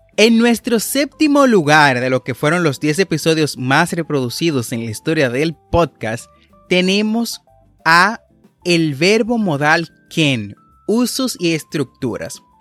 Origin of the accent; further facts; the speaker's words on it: Dominican Republic; como decimos en mi país